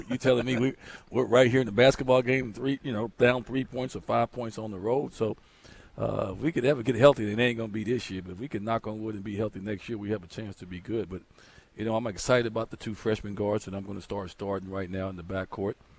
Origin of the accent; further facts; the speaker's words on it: Chicago, Illinois, United States; moved away; I'm from Chicago.